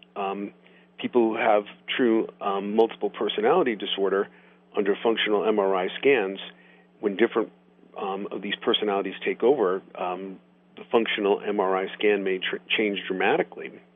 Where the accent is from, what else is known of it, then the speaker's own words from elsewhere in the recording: Boulder, Colorado, United States; my hometown of Boulder